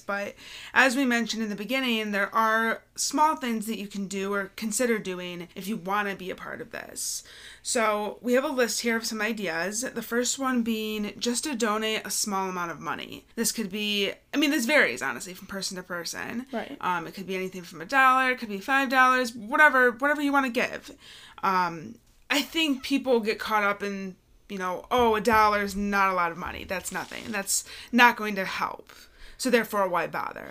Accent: Michigan, United States; We're from Michigan

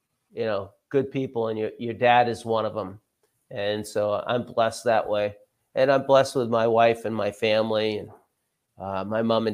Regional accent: Dover, New Hampshire, United States; also born or lived in Goffstown, New Hampshire; I was born in Gonick, lived in Dover all my life. I still live in Dover, New Hampshire. I went through the Dover school system

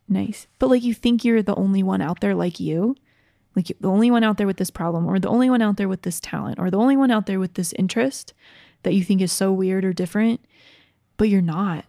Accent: Georgia, United States; I grew up in Georgia

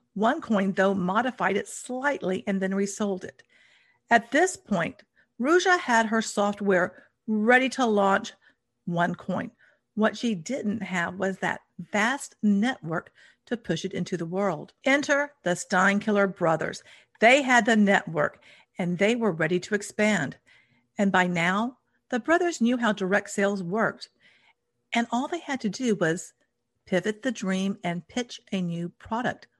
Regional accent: United States; since I'm American

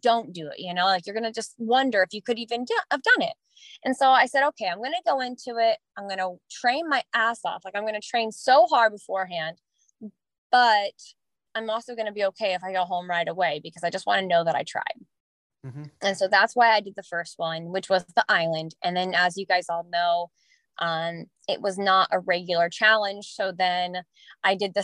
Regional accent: Texas, United States; I was from Texas.

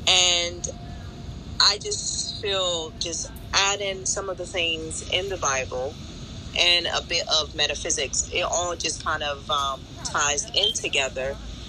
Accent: Ghana; born there; I'm Ghanaian by birth, and we do have a bit of Portuguese in us because my great grandfather from my mother's side came from Portugal and settled in Ghana

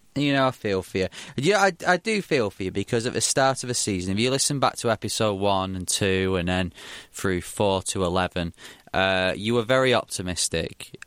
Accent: Bury, North West England, United Kingdom; in my hometown, Bury

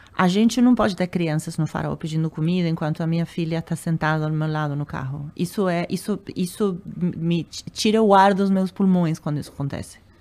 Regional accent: Argentina; Portuguese is a second language; moved away as an adult; also born or lived in Uruguay / United States / Europe; now in Brazil; eu sou argentina

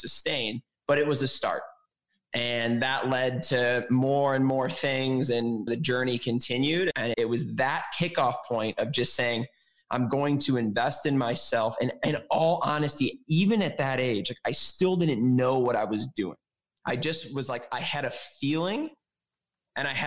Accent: Chicago, Illinois, United States; moved away as an adult; also born or lived in Milwaukee; I was living in Milwaukee, but I was from Chicago

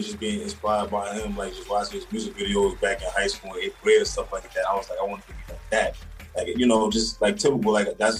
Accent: New York City, New York, United States; also born or lived in the Bronx; I was born in the Bronx, raised in Harlem

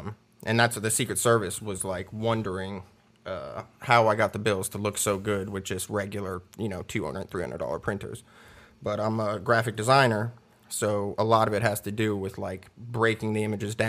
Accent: Clearwater, Florida, United States; also born or lived in Miami; now in Knoxville, United States; No, I was born in Miami, grew up in Clearwater, Tampa area. I moved to Knoxville, Tennessee, probably about 8 years ago.

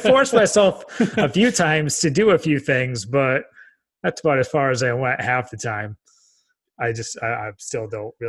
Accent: Dubai, United Arab Emirates; also born or lived in Texas; being born and raised in Dubai and looking at the kind of relationship.

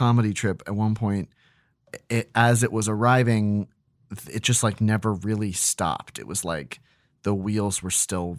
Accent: Australia; Rock, where a whole school excursion disappeared and were never found, are two that terrified us as Australian children.

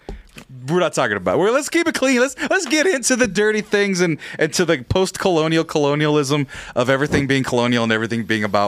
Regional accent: Fresno, California, United States; I'm fucking Fresno

